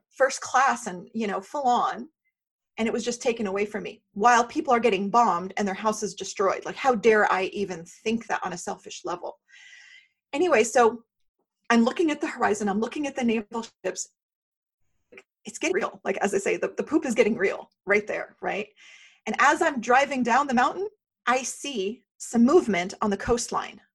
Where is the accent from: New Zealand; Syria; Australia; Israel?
Syria; now in United States; I am from the Middle East, so I am from Syria, I'm a Syrian refugee. You wouldn't know it because I'm so Americanized